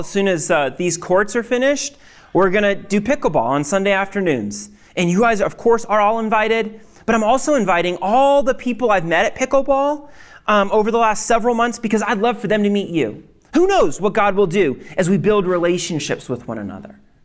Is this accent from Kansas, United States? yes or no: no; Maine, United States; I'm from Maine